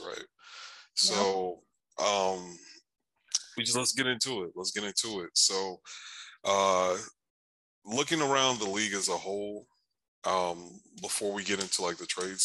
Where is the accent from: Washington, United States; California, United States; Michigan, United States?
Michigan, United States; now in Dallas, United States; I know I'm from Michigan. I know I lived there half my life. I was a little kid that walked in the snow a little bit, walked to school in the snow